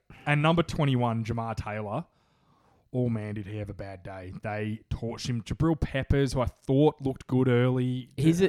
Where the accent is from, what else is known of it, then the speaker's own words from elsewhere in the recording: Australia; accent: Aussie; my Aussie accent